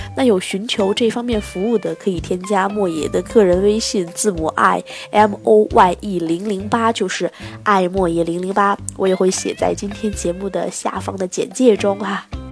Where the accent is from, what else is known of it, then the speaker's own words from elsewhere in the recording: China; 我们中国人